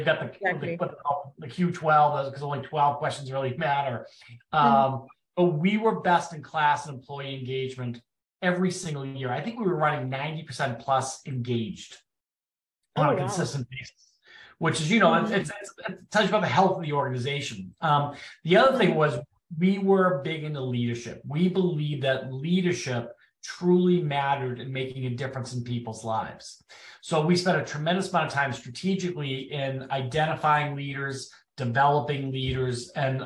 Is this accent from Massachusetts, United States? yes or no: yes; Boston, Massachusetts, United States; moved away as an adult; now in Washington, D.C., United States; I'm from Boston, if you can't tell by my accent. I now live in Washington, D.C. area